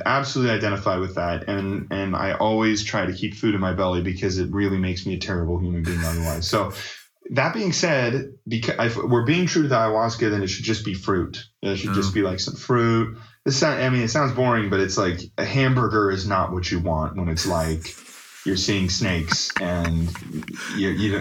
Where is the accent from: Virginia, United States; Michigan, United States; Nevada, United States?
Nevada, United States; Las Vegas; Mix 94.1, the station I grew up listening to in Las Vegas